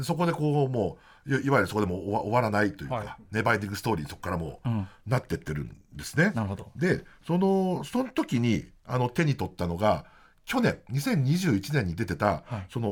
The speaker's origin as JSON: {"language": "Japanese", "region": "Niigata", "country": "Japan", "tie": "born or raised there", "moved": "as an adult", "lives_now": "Tokyo, Japan", "said": "新潟に帰省する"}